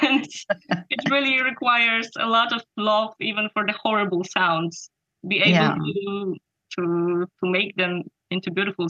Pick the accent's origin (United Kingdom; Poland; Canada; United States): Poland; Radzyń Podlaski, Lublin Voivodeship; there was one very famous violinist, Karol Lipiński, who was born in my hometown, Radzyń Podlaski.